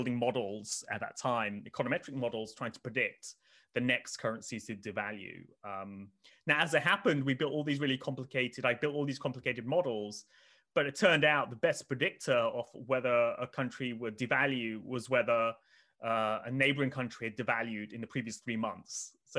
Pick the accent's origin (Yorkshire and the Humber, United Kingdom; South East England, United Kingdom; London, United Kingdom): South East England, United Kingdom; Oxford; I mean, I grew up in Oxford, but not in the nice part of Oxford, kind of the other side of Oxford, if people know Oxford.